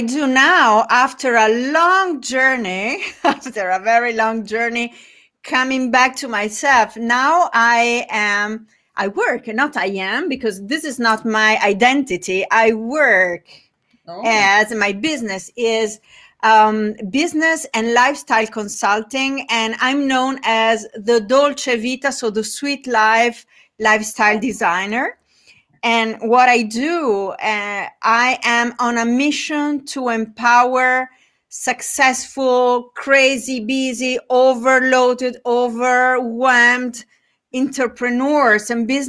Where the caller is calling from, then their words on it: Italy; I'm talking from Italy, from Italia, the best place in the world.